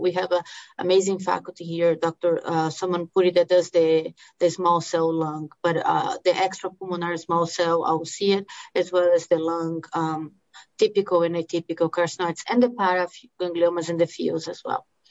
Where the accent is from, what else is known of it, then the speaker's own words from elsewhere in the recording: Brazil; English is a second language; moved away as an adult; also born or lived in Miami, United States / Los Angeles, United States / Tampa, United States / New Mexico, United States; now in Salt Lake City, United States; the accent that you're hearing is because I uh, I'm from Brazil. I came to US after um, med school